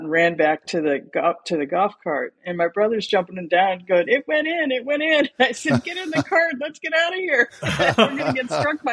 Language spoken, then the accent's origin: English; Michigan, United States; moved away as an adult; also born or lived in Columbus, Ohio; where I grew up in Michigan